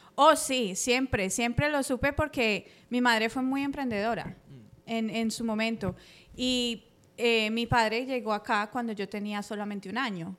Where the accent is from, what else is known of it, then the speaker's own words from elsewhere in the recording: Cali, Valle del Cauca, Colombia; now in United States; llegué aquí muy joven eh, de Colombia